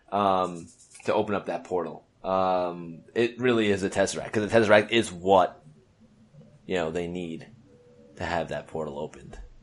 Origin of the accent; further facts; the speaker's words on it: New York City, New York, United States; I'm a kid from Brooklyn.